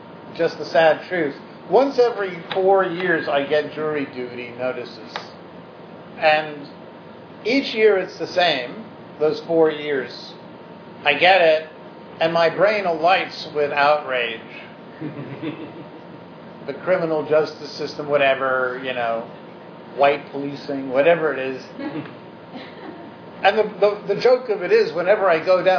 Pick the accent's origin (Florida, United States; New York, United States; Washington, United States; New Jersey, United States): New York, United States; New York City; we were lower middle class Jews growing up on the Upper West Side